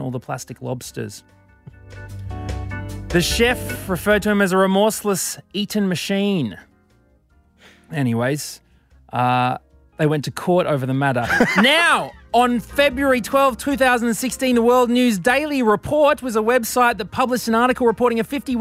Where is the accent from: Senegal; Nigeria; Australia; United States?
Australia; Brisbane, Queensland; Toowong, 2006, my hometown.